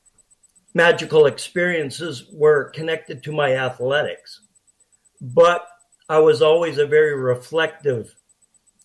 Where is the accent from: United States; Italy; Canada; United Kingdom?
Canada; Powell River, British Columbia; growing up in Pearl River